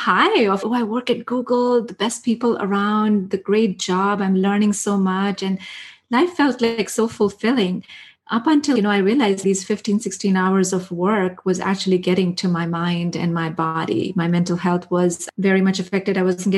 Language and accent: English; India; moved away as an adult; I grew up in India. I spent my first 23 years of my life in India